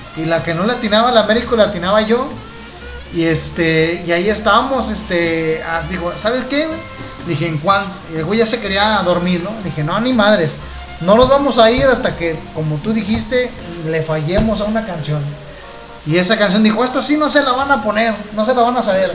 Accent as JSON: {"language": "Spanish", "town": "Guadalajara", "region": "Jalisco", "country": "Mexico", "said": "Somos una banda tapatía"}